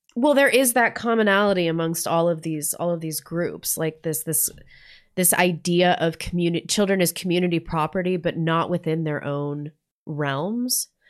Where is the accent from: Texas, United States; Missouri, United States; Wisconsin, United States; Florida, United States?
Missouri, United States; now in North Idaho, United States; I grew up in Missouri